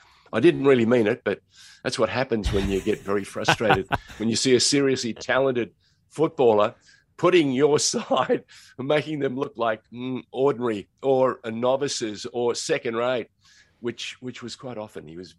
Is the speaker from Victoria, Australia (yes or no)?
no; New South Wales, Australia; moved away; also born or lived in Sydney; I was born and raised in New South Wales